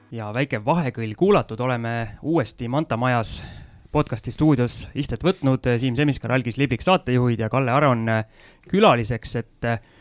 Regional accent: Tallinn, Harju County, Estonia; mina Tallinna poisina õppisin soome keele üle TV-d vaadates ära

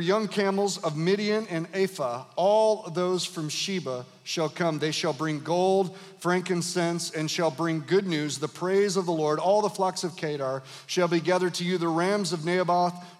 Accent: Grand Rapids, Michigan, United States; moved away as an adult; also born or lived in Detroit; now in Kalamazoo, United States; I was born in Detroit, raised in Grand Rapids, planted in Kalamazoo

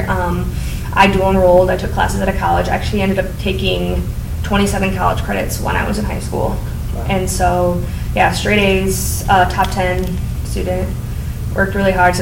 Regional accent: Grand Rapids, Michigan, United States; also born or lived in Ann Arbor; now in Belleville, United States; I grew up in Grand Rapids

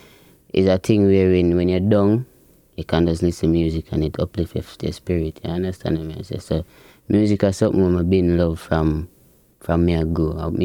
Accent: Portmore, Saint Catherine, Jamaica; Greater Portmore

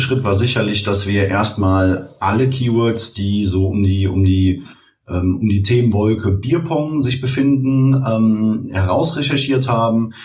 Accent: Cologne, North Rhine-Westphalia, Germany; Ich komme aus Köln. Ich habe hier studiert und ähm, ja, bin auch hier geblieben.

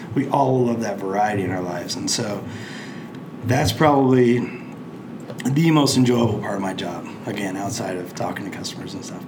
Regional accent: Plainfield, United States; my hometown of Plainfield

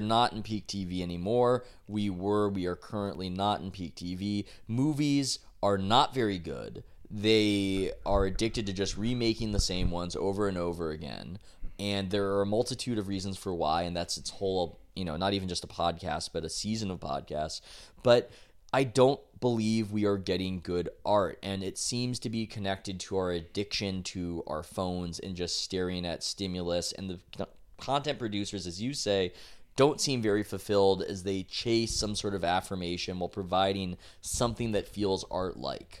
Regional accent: San Diego, California, United States; I tell him that I'm from San Diego. He asks where. I, uh, I tell him La Jolla because that's where we're from.

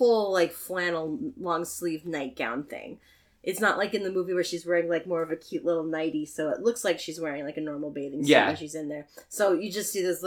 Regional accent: Virginia, United States; moved away; I was born in Virginia

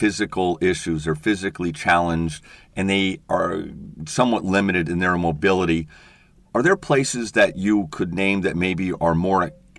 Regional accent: Seattle, Washington, United States; And I'm from the Northwest, Seattle, in the Cascade Mountains and the Olympic Mountains.

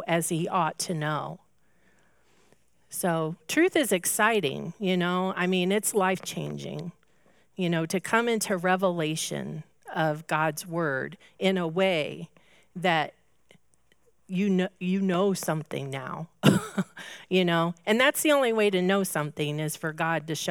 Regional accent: Indianapolis, Indiana, United States; I grew up in Indianapolis, so I'm an IndyCar race, 500 race lover. You just have to be when you grow up in Indy

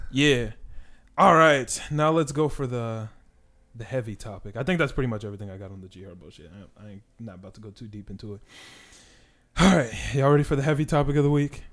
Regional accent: Chicago, Illinois, United States; We're also from Chicago

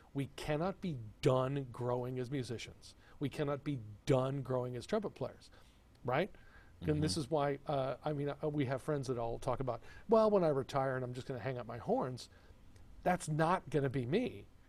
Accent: Texas, United States; moved away; also born or lived in Rochester, New York; growing up in Texas

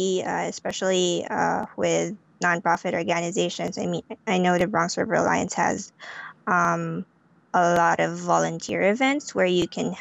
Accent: Philippines; moved away; I grew up in the Philippines, and I grew up in the city in the Philippines

